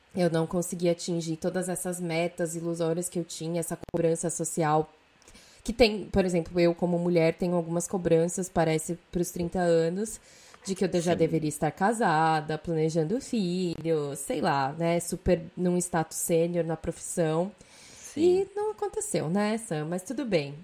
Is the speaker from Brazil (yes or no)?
yes; São Paulo, Brazil; moved away as an adult; now in Europe; tinha 24 anos quando eu saí de São Paulo